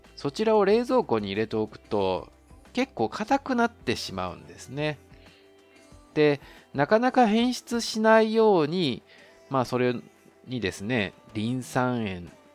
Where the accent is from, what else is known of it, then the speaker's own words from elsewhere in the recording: Japan; moved away as an adult; now in Taiwan; 日本の僕台湾人パートナーを持つ日本人